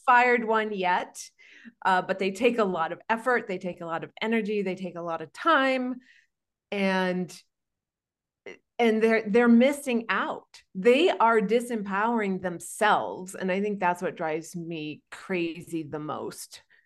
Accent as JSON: {"language": "English", "region": "Maine", "country": "United States", "moved": "yes", "lives_now": "Arizona, United States", "said": "In fact, I'm from Maine. I live in Arizona"}